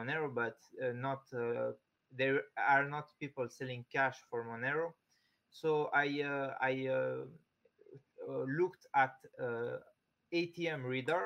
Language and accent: English; Switzerland; In Geneva. I'm from Switzerland